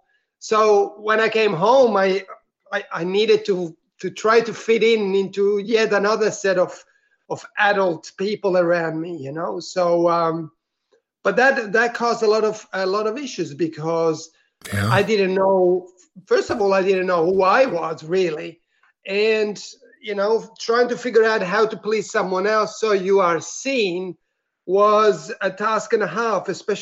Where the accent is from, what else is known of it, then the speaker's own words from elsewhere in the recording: Italy; English is a second language; now in Melbourne, Australia; I'm originally from Italy, but I am currently living in Australia, in Melbourne, actually.